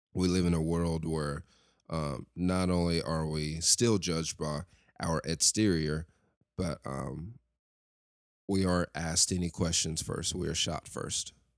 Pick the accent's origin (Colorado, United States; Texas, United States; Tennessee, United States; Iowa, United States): Tennessee, United States; Lexington; I grew up in Lexington, Tennessee, West Tennessee